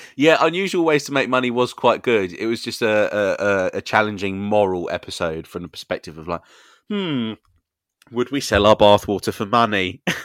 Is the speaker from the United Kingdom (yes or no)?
yes; United Kingdom; we are British.